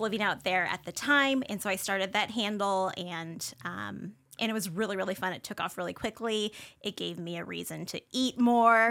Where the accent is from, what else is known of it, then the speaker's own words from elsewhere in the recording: Spokane, Washington, United States; also born or lived in Honolulu, Hawaii; I grew up here, um, on the South Hill